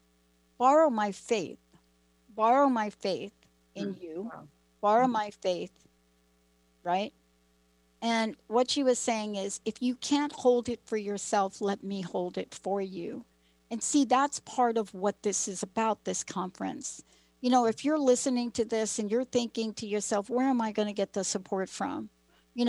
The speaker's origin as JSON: {"language": "English", "country": "United States", "also_born_or_lived": "New Jersey", "moved": "yes", "lives_now": "Seattle, United States", "said": "I live in the Seattle area, but I'm from New York and New Jersey."}